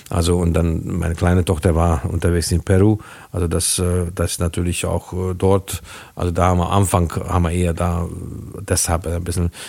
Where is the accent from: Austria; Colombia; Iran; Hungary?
Hungary; born there; German is a second language; Also zum Beispiel mein Geburtsland in Ungarn wurden viel früher als in Deutschland, wesentlich früher